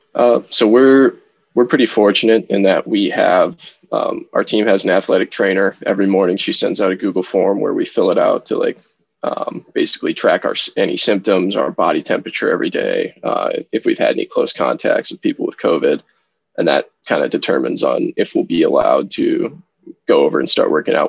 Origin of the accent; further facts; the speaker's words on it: Minnesota, United States; my favorite team at the professional level is my hometown team, the Minnesota Wild